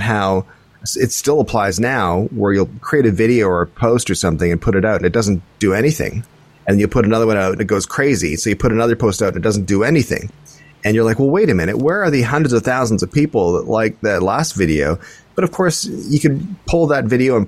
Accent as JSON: {"language": "English", "region": "Scotland", "country": "United Kingdom", "said": "we're Scottish"}